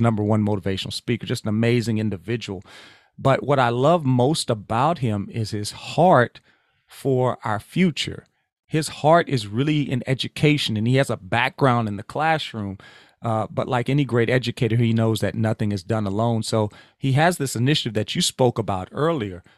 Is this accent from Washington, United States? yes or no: no; Louisiana, United States; moved away; I'm originally from Louisiana